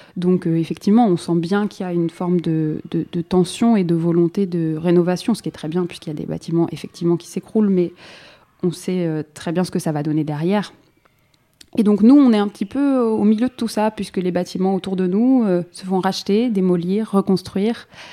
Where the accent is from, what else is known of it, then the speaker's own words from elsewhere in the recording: Saint-Denis, Île-de-France, France; j'ai grandi à Saint-Denis